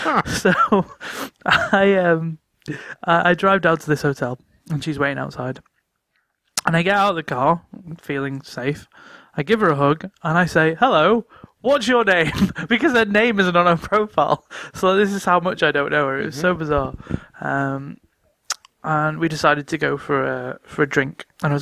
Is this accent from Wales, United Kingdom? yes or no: no; North West England, United Kingdom; I'm from River Mersey.